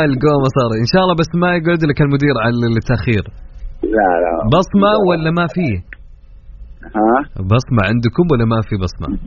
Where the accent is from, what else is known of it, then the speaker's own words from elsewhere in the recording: Jeddah, Makkah Province, Saudi Arabia; انا من جده من جده